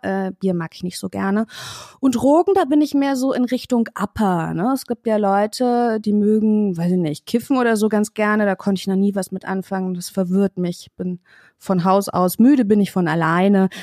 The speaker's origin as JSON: {"language": "German", "town": "Kassel", "region": "Hesse", "country": "Germany", "tie": "born or raised there", "moved": "as an adult", "lives_now": "Berlin, Germany", "said": "Ich komme ursprünglich aus Kassel"}